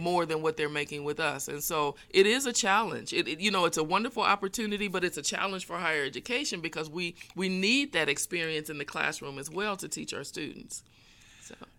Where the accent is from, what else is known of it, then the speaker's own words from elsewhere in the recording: Fort Wayne, Indiana, United States; I am originally from Fort Wayne, Northeast Indiana. grew up, uh, on the south side of town